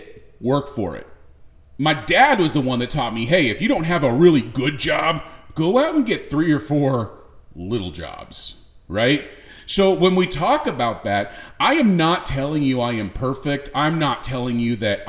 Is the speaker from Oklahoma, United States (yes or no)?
no; Southern California, United States; now in Texas, United States; I was born and raised in Southern California